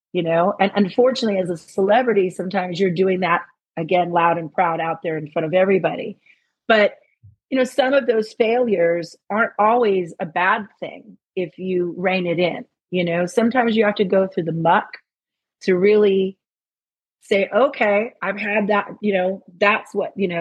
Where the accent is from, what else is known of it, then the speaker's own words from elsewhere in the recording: Los Angeles, California, United States; I'm an LA girl